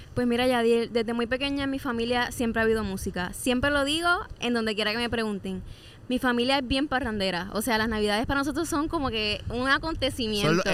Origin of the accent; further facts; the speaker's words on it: Corozal, Puerto Rico; yo vengo primero de Corozal